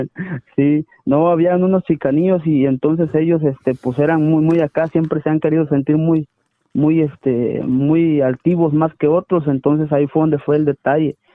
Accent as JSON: {"language": "Spanish", "town": "Ciudad Hidalgo", "region": "Chiapas", "country": "Mexico", "also_born_or_lived": "Tijuana / Sonora", "moved": "yes"}